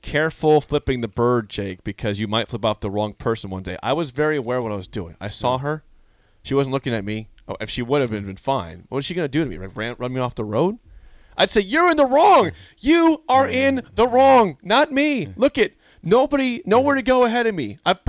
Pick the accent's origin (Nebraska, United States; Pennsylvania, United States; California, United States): Nebraska, United States; McCook; So this is McLean's dad. I'm from McCook.